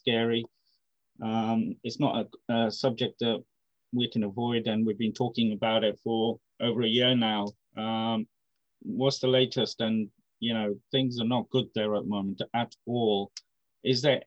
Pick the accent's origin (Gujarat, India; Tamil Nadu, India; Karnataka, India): Gujarat, India; Ahmedabad; my home state, Ahmedabad